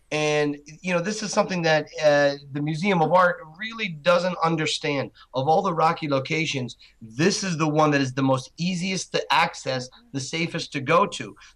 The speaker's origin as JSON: {"language": "English", "region": "Wales", "country": "United Kingdom", "said": "Don't forget, I'm from Wales"}